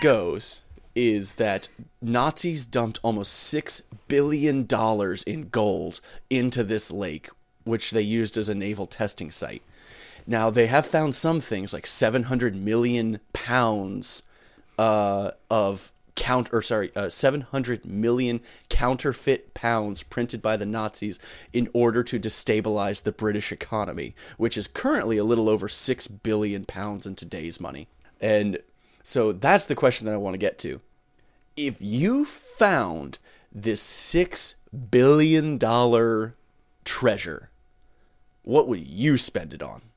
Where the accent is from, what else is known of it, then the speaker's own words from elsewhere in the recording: northern South Carolina, United States; I grew up in the northern part of South Carolina